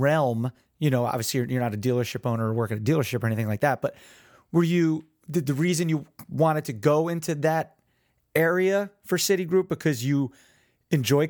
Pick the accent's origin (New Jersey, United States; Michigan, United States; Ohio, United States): New Jersey, United States; Neptune; also born or lived in Wall/Belmar, New Jersey; Born and raised in Neptune, but now live here